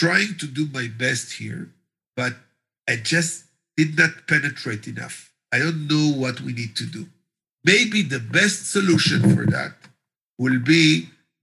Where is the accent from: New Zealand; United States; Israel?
Israel; I'm Israeli